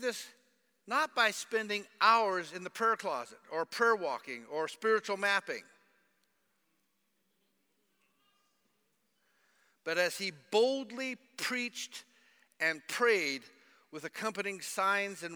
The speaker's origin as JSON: {"language": "English", "country": "United States", "moved": "yes", "said": "I'm an American and that I've been here for a while"}